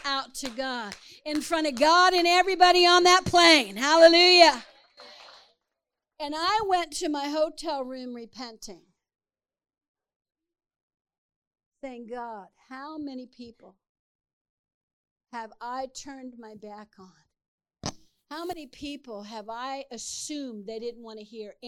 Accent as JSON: {"language": "English", "region": "Texas", "country": "United States", "said": "I'm from Texas."}